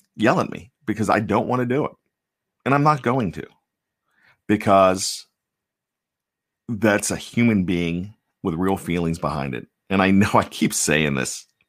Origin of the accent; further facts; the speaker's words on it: Johnstown, Pennsylvania, United States; now in Maryland, United States; I grew up in Johnstown, Pennsylvania, about 65 miles east of of uh, Pittsburgh.